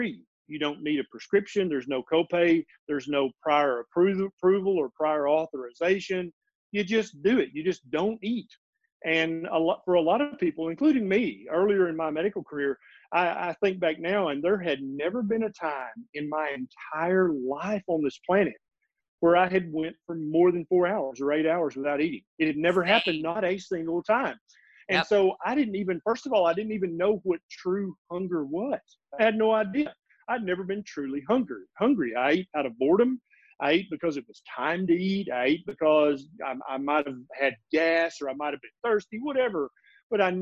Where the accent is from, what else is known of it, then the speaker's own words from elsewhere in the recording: Middle Tennessee, United States; also born or lived in Memphis, Tennessee; I was born and raised in Middle Tennessee.